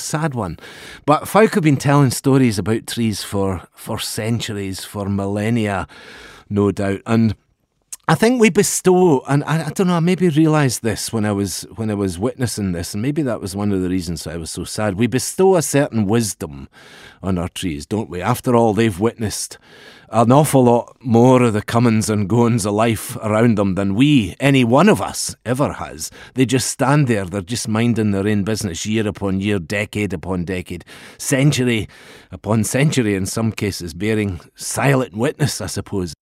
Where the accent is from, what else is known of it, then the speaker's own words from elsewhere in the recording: Pitlochry, Scotland, United Kingdom; growing up in Pitlochry, right next to the church in the middle of the town there